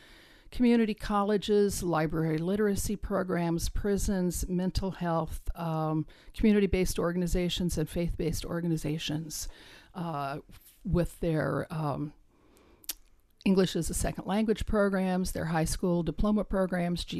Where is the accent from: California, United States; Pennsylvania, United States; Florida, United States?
California, United States; Corcoran; now in Stockton, United States; I was born in Corcoran, California